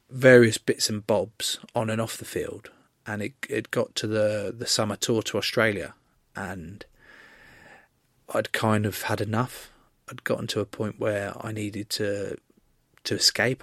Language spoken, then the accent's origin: English; England, United Kingdom; as an English rugby player